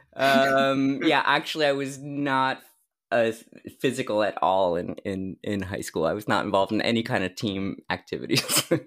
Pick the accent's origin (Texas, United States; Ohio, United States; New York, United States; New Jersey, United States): New Jersey, United States; a massage school in New Jersey, in my hometown